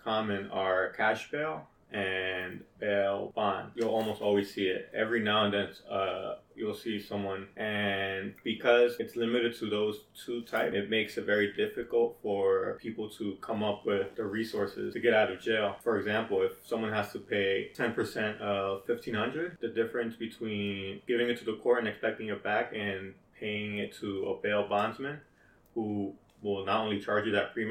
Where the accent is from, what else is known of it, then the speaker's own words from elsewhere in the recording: New York City, New York, United States; I was born and raised in the Bronx and currently live in the Bronx